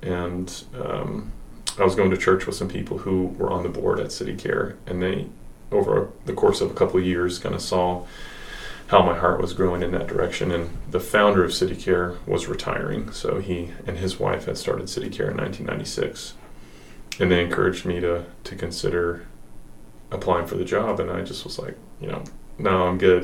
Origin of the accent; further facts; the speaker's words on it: Broken Arrow, Oklahoma, United States; moved away as an adult; now in Oklahoma City, United States; I grew up in Broken Arrow, Oklahoma